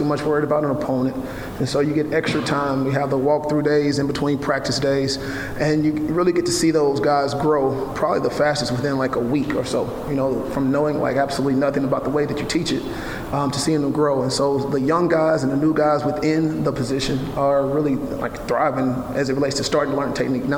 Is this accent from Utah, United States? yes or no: no; Amory, Mississippi, United States; now in Waco, United States; my hometown of Amerman City